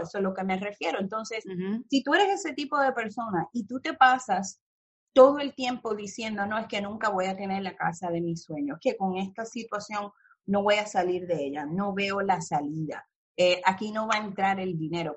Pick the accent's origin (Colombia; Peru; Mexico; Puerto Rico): Puerto Rico; Mayagüez; moved away as an adult; also born or lived in California; now in New York, United States; de donde yo soy, me crié en Mayagüez y Cabo Rojo